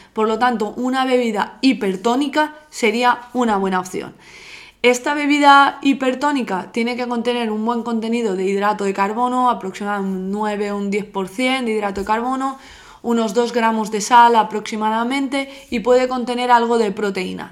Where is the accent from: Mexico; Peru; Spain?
Spain; Alzira, Valencian Community; yo soy de Alcira